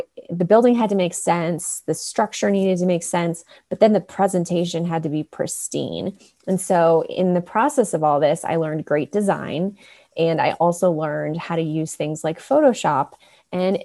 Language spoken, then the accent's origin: English; Chicago suburbs, Illinois, United States; moved away as an adult; now in Colorado, United States; I grew up in the Chicago suburbs and ended up going to college about an hour from where I grew up.